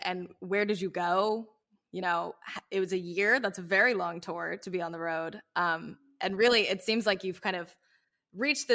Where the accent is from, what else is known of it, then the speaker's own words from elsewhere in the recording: the South, United States; growing up in the South, I experienced this